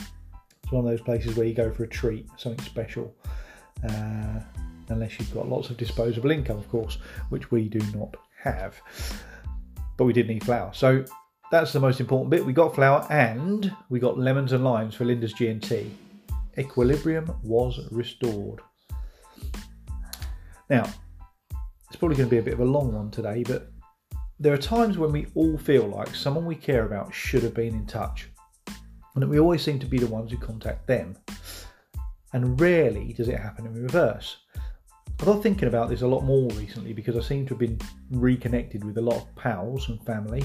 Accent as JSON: {"language": "English", "region": "East of England", "country": "United Kingdom", "tie": "born or raised there", "said": "Ben and Ella's Farm Shop over at Baythorn End, which is a tiny hamlet near my hometown."}